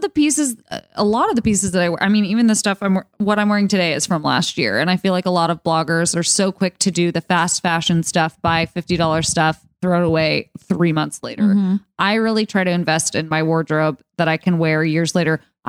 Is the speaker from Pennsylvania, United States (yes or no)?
no; Austin, Texas, United States; And I was like, I'm this girl from Austin, Texas.